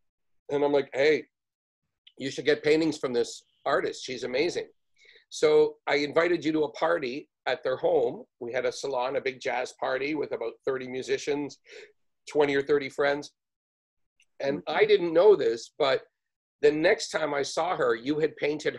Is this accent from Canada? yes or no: yes; Canada; also born or lived in New York; as a Canadian.